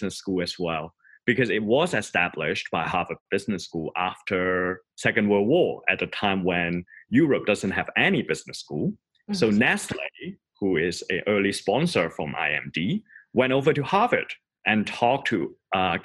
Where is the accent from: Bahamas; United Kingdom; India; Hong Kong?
Hong Kong; moved away as an adult; also born or lived in Boston / New York; now in Lausanne, Switzerland; I grew up in Hong Kong and study in Boston and live in New York before moving to the little town called Lausanne in Switzerland.